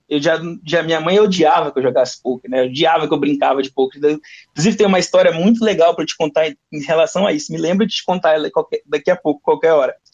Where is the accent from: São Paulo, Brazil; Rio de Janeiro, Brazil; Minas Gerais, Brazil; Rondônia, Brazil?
Rondônia, Brazil; Porto Velho; eu nasci e me criei em Porto Velho, Rondônia